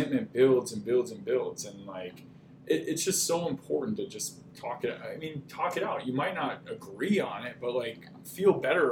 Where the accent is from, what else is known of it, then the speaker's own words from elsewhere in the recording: Texas, United States; now in Minnesota, United States; I grew up in Texas